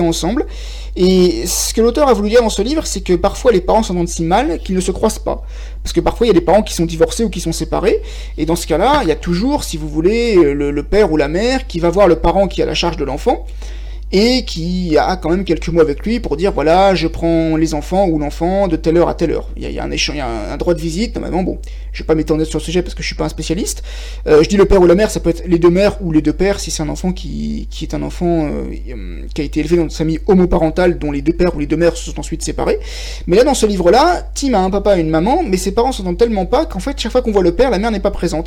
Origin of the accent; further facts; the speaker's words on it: France; moi je suis français